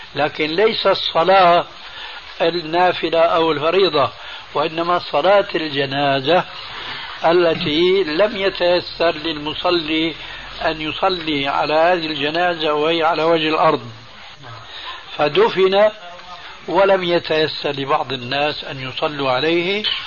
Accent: Syria; عندنا في سوريا

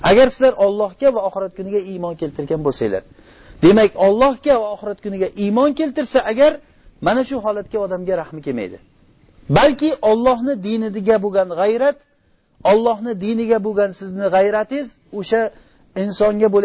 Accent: Uzbekistan; o'zimizda o'zbekchilik degan narsamiz bor

